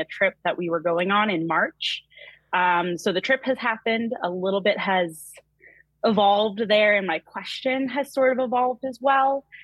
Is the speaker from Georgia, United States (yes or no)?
no; New Hampshire, United States; I am from New Hampshire, so fellow New Englander over here